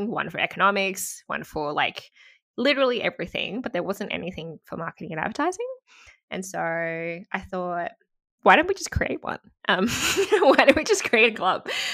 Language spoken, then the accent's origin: English; Gold Coast, Queensland, Australia; also born or lived in Sydney, New South Wales; I did a lot lot of my schooling life up in Queensland